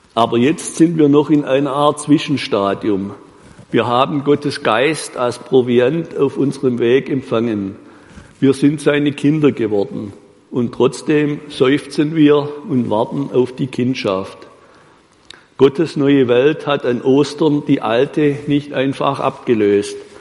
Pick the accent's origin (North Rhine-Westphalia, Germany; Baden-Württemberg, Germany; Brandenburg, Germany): Baden-Württemberg, Germany; bei uns in Württemberg